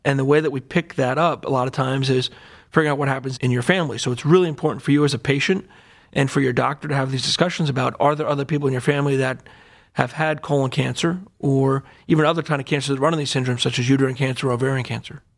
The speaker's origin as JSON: {"language": "English", "town": "Allentown", "region": "Pennsylvania", "country": "United States", "tie": "born or raised there", "also_born_or_lived": "Durham, North Carolina", "moved": "as an adult", "lives_now": "Cleveland, United States", "said": "I grew up in Allentown, Pennsylvania, a little bit outside of Philadelphia"}